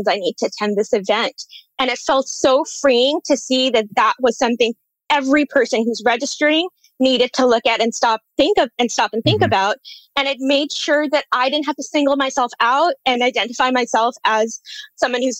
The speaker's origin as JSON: {"language": "English", "country": "India", "tie": "born or raised there", "moved": "yes", "said": "I grew up birding in India."}